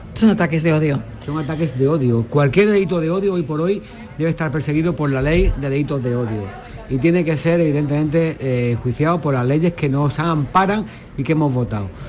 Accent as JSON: {"language": "Spanish", "town": "Málaga", "region": "Andalusia", "country": "Spain", "said": "yo como malagueño"}